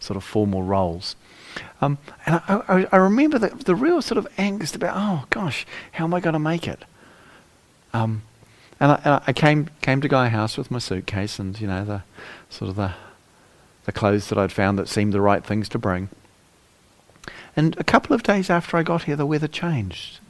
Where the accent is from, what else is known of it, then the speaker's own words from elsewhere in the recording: New Zealand; moved away as an adult; also born or lived in England; now in United Kingdom; I spent the first sort of half of my life growing up in New Zealand